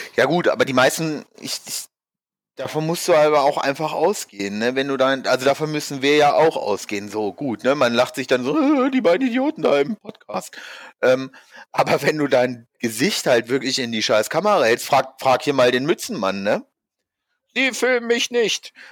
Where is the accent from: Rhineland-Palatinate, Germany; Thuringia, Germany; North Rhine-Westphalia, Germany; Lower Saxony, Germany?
Lower Saxony, Germany; Hanover; now in Frankfurt, Germany; eigentlich komme ich aus Hannover